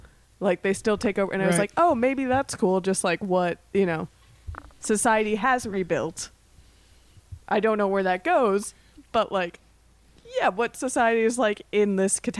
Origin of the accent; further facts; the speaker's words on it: Florida, United States; I grew up in Florida.